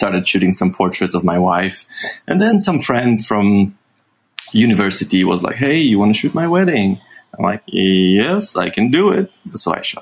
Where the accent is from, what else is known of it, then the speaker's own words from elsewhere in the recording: Warsaw, Masovian Voivodeship, Poland; I was born and raised in Warsaw.